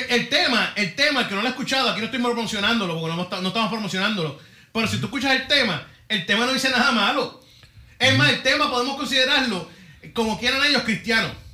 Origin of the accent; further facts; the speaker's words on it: Puerto Rico; soy puertorriqueño